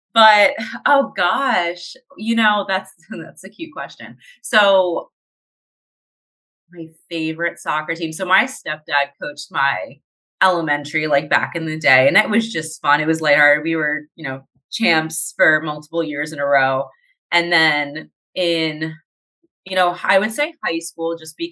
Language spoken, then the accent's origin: English; New Jersey, United States; I'm originally from New Jersey.